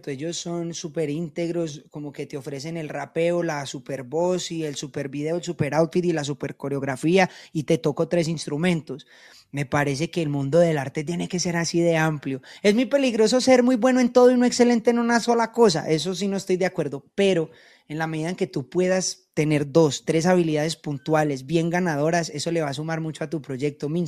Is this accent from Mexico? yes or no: no; Colombia; nosotros como colombianos deberíamos estar más unidos unos con otros, así como lo logran los boricuas.